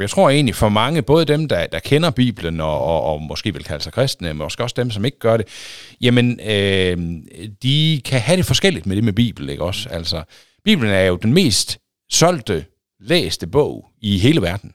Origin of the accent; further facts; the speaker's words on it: Aulum, Central Denmark Region, Denmark; moved away as an adult; also born or lived in Tarm / Thisted / Aarhus; now in Holstebro, Denmark; Jeg er opvokset i Aulum.